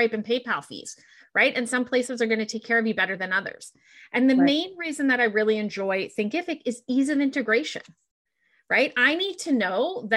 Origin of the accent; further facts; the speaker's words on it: Canada; I'm Canadian. I'm up here in the Canadian winter right now.